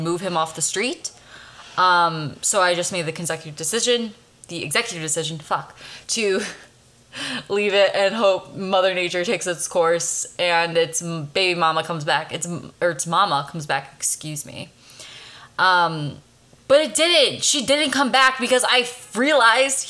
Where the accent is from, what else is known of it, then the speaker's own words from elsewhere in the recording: Chicago, Illinois, United States; now in Los Angeles, United States; I'm from Chicago originally